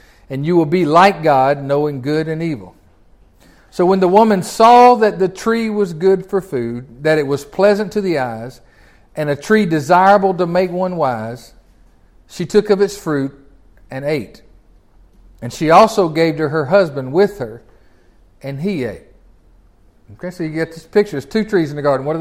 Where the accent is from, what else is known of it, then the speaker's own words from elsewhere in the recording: Tennessee, United States; I'm from Tennessee